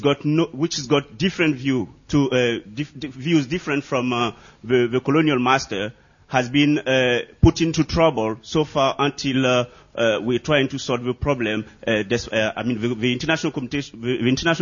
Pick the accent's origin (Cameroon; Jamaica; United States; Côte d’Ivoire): Côte d’Ivoire; I'm from the Ivory Coast, formerly called the Ivory Coast, but now it's Côte d'Ivoire.